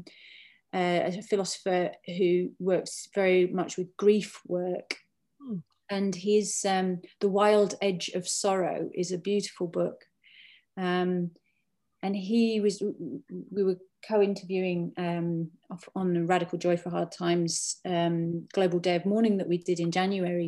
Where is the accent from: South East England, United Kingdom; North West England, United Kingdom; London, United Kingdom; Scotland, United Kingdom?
North West England, United Kingdom; Cumbria; where I grew up in Cumbria